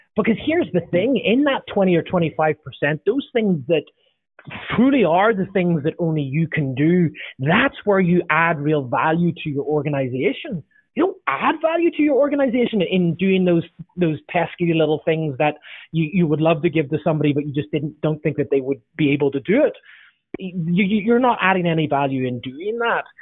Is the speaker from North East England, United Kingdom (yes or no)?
no; Northern Ireland, United Kingdom; now in Southern California, United States; I'm from Northern Ireland originally, now I live in southern sunny Southern California